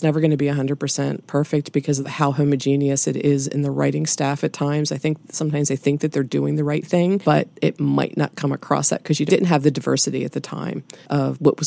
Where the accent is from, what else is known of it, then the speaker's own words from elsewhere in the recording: United States; as an American